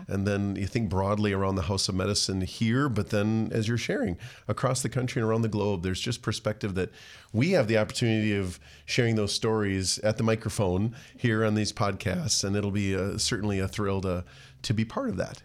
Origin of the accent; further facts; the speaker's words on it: Rochester, Minnesota, United States; I grew up actually regionally at the Mayo, uh, near the Mayo Clinic